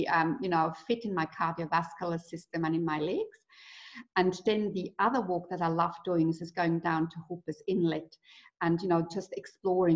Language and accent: English; Switzerland; moved away as an adult; now in New Zealand; I grew up in Switzerland